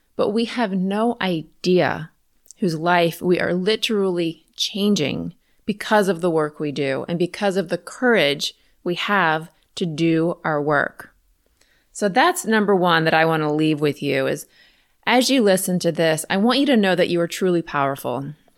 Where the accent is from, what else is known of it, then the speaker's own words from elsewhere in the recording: Richmond, Virginia, United States; I'm from Richmond, Virginia, so the other side of the city